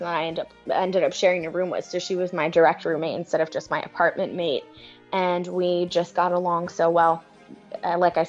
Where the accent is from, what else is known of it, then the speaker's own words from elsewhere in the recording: New York City, New York, United States; Growing up in New York City